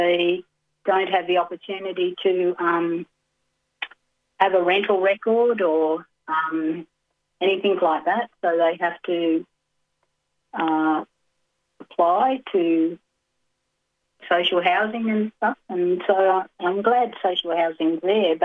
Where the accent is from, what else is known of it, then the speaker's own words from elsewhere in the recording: Glen Innes, New South Wales, Australia; also born or lived in Dhungutti country; Then we moved to Glen Innes, and my dad built the second house that he built, and that was before the 67 referendum. So I grew up in a town where we, as an Aboriginal family, lived and owned our own house.